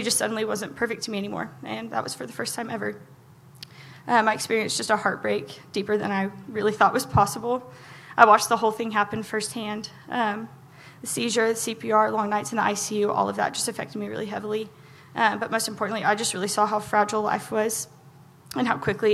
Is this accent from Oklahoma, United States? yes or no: yes; Oklahoma, United States; I grew up in Ebbin, Oklahoma.